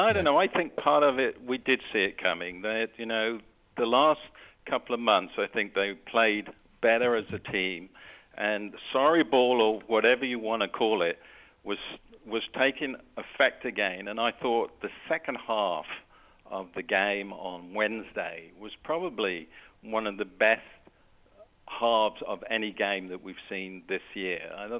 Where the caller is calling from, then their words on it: Mexico; I'm actually calling from Mexico.